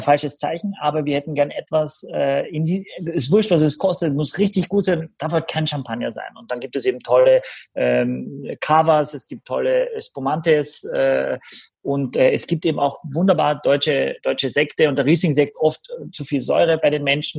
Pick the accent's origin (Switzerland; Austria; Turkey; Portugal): Austria; ich bin ein bisschen im Blaufränkisch groß geworden in Österreich